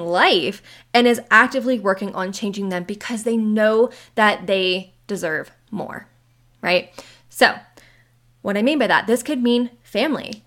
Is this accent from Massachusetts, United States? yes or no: no; Maryland, United States; moved away as an adult; now in Western US; I am the person who left my hometown seven years ago. I left Maryland seven years ago